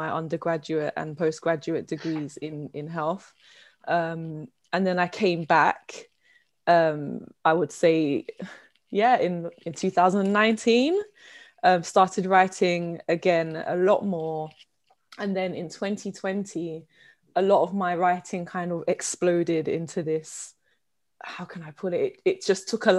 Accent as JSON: {"language": "English", "region": "London", "country": "United Kingdom", "tie": "born or raised there", "said": "I come from Southeast London. I was born and bred."}